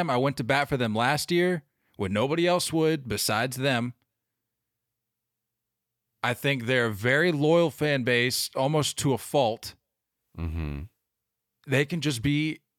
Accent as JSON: {"language": "English", "town": "Bronx", "region": "New York", "country": "United States", "tie": "born there", "said": "And I was born in the Bronx. I know what the hell I'm talking about."}